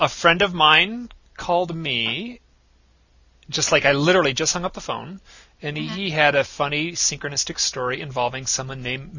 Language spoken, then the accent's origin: English; Michigan, United States; moved away; also born or lived in New York; And I'm from Michigan.